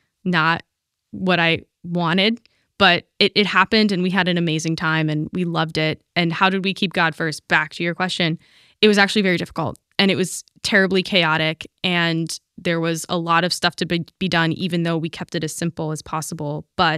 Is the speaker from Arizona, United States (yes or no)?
no; Pittsburgh, Pennsylvania, United States; now in Stamford, United States; I'm from Pittsburgh.